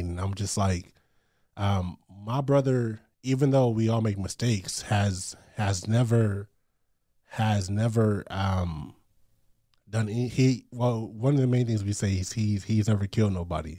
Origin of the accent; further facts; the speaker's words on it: Long Beach, California, United States; I grew up in Long Beach, California